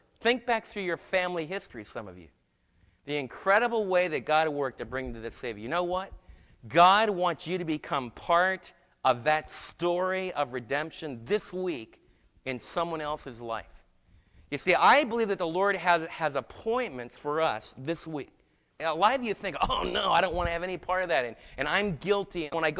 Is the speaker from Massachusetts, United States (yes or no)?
no; New Jersey, United States; also born or lived in New York; and I was from New Jersey and New York.